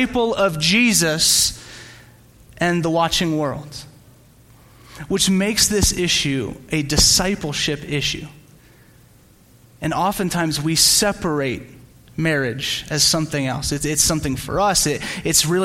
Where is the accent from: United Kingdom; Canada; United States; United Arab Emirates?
United States; Slidell, Louisiana; moved away; also born or lived in San Diego, California; I grew up in Slidell, Louisiana, which is a small town just outside New Orleans.